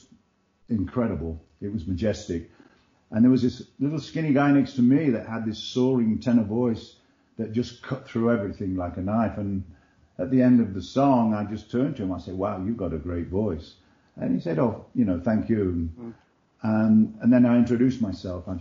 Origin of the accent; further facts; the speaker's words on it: England, United Kingdom; when I was like 7 or 8 years old, growing up in England